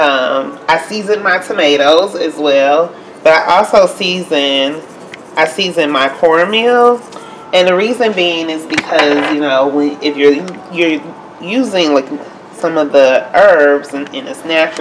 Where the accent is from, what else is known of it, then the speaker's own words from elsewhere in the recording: Mississippi, United States; now in Milwaukee, United States; I'm from Mississippi